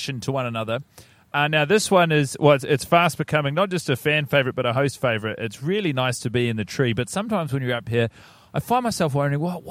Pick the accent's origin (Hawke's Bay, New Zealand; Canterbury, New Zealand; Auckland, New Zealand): Canterbury, New Zealand; Christchurch; I grew up in Christchurch